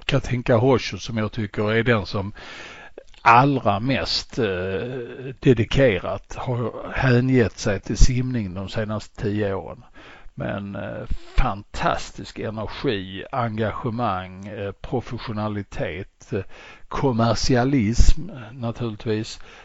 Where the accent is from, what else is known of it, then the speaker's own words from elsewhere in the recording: Sweden; för vår del som svenskar